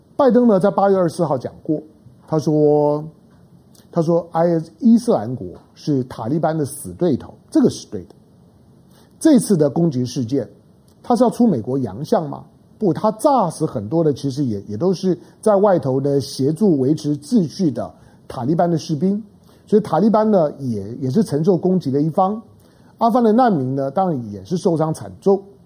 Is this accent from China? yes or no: no; Taiwan; 我身为台湾人